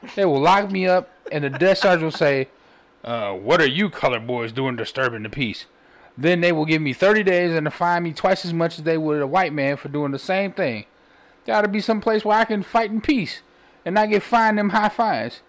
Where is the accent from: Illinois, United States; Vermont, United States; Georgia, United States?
Illinois, United States; Chicago; I'm from Chicago, and my grandmother used to buy a Defender every day